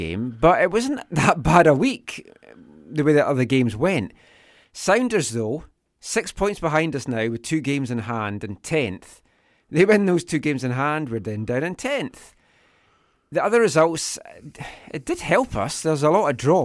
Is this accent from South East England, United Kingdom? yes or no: no; Glenrothes, Scotland, United Kingdom; now in Vancouver, Canada; a band from my hometown, Glenrothes and Fife